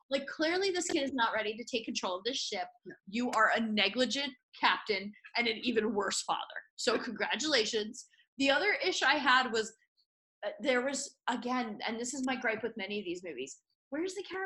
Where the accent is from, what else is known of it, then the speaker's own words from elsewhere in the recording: New York City, New York, United States; as someone who identifies as a New Yorker